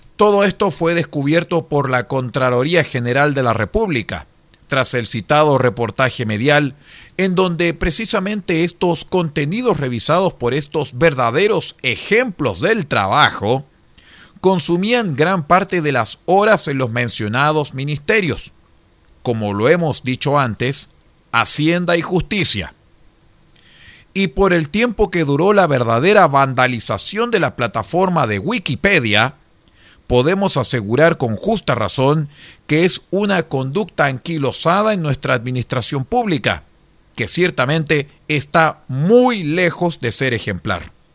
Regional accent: Chile; los chilenos descendíamos

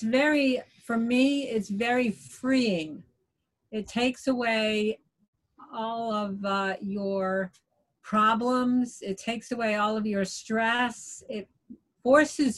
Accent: Long Island, New York, United States; moved away as an adult; now in Florida, United States; I grew up in New York, out on Long Island

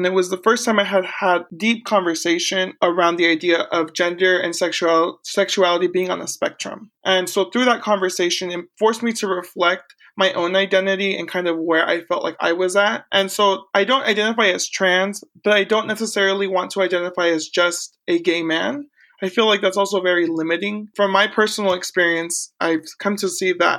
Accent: Corning, California, United States; also born or lived in Porterville, California; now in Orange County, United States; I was born in Central California in a small town called Porterville. However, I grew up north, call it the Deep North, it's past Sacramento, and another small town called Corning, California, where I finished high school

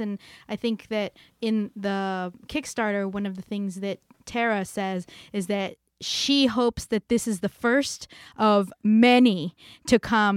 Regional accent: Hanford, California, United States; moved away; my hometown, Hanford, California.

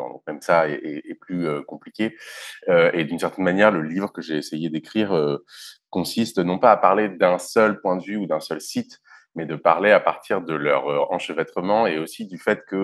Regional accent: France; also born or lived in London / Middle East / Algeria; je suis né à Londres, j'ai passé du temps en partie au Moyen-Orient, en partie en Algérie, jusqu'à ce que la guerre, enfin ce qui a été appelé la guerre civile ou la décennie noire pendant les années 90 commence et qui a poussé mes parents à, immigrer en France où j'ai aussi grandi

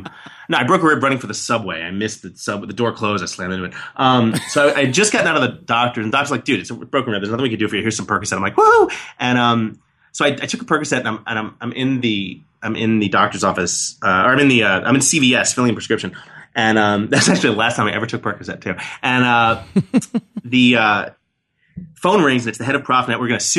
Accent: New York City, New York, United States; I was born and raised in New York City.

